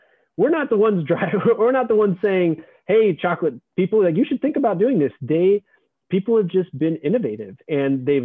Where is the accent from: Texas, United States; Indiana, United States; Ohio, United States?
Texas, United States; moved away; also born or lived in San Francisco; I grew up in Texas